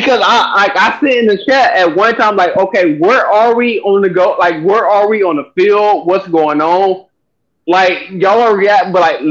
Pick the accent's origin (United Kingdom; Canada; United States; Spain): United States; Texas; moved away as an adult; now in California, United States; I grew up in Texas, but I moved to California in 2020.